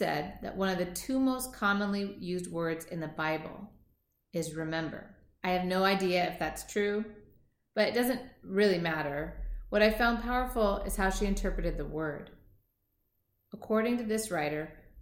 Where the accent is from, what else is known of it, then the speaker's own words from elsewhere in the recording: Seattle, Washington, United States; I was born and raised in Seattle, Washington